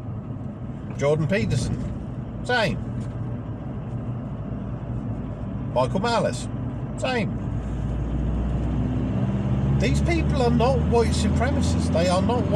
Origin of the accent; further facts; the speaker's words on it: England, United Kingdom; I'm English